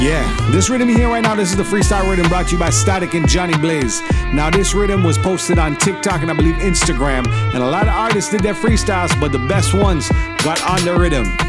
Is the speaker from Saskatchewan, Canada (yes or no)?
no; Toronto area, Ontario, Canada; my city, my hometown, you know, Ajax, Toronto, Scarborough, Brampton, North York, East York, Pickering, Whitby, Bowmanville